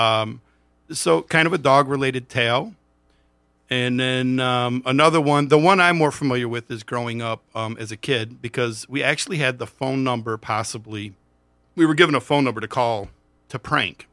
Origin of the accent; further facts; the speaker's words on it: Monroe, Michigan, United States; I'm from Monroe